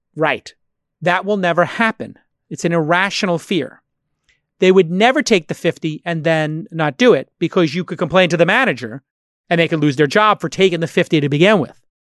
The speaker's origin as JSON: {"language": "English", "town": "New York City", "region": "New York", "country": "United States", "tie": "born or raised there", "moved": "yes", "said": "my hometown, Brooklyn"}